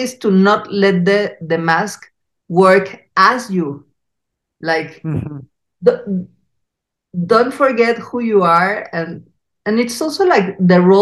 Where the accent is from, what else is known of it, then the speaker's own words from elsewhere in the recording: Mexico City, Mexico; accent: Mexican, Chilango; English is a second language; our Mexican accent, Chilango